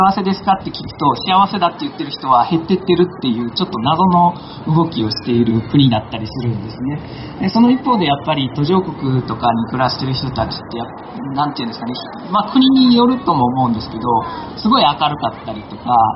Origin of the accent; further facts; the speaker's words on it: Akashi, Hyogo, Japan; moved away as an adult; also born or lived in South Sudan / Palestine / Amagasaki; もともとは出身は明石なんですけども長い間実は海外の方でですね仕事をしてましてずっと環境に関わる仕事を南スーダンとかパレスチナとかで仕事をしてきてたんですけども